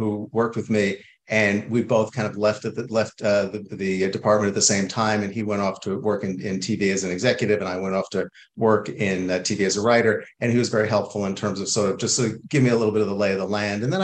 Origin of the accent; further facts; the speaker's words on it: New York, United States; moved away as an adult; also born or lived in Boston; now in Los Angeles, United States; I'm from New York originally